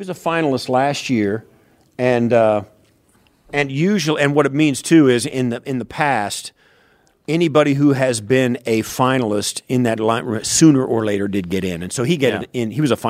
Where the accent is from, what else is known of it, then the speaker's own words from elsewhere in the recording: Kansas, United States; I grew up out in the West, Midwest. It's in Kansas, very close to the Colorado line.